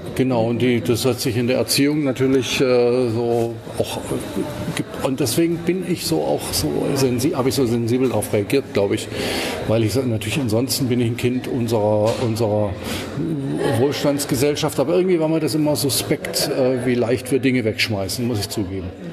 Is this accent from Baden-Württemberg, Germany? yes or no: yes; Swabia, Baden-Württemberg, Germany; aufgewachsen bin ich aber in Schwaben